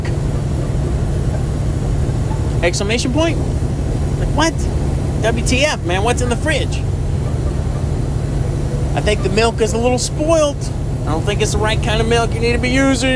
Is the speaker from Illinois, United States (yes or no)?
no; Birmingham, Alabama, United States; I was born in Alabama, but I was born in Birmingham, and I lived in the city